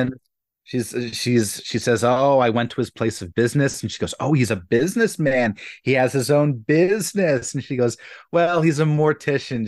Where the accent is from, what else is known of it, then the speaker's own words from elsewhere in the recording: Philadelphia, Pennsylvania, United States; when I was growing up in Philadelphia